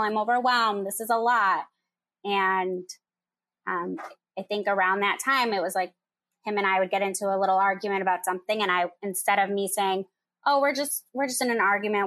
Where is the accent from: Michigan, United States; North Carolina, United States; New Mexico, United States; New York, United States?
Michigan, United States; moved away as an adult; now in Chicago, United States; I'm from Michigan. I live in Chicago.